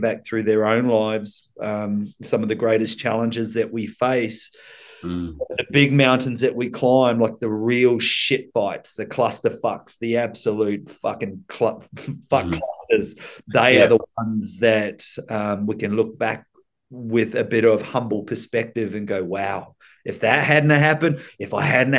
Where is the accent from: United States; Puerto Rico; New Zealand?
New Zealand; Rotorua, Bay of Plenty; now in Sunshine Coast, Australia; I was born in Rotorua, which middle of the North Island. Those that know New Zealand, it's the region of the Bay of Plenty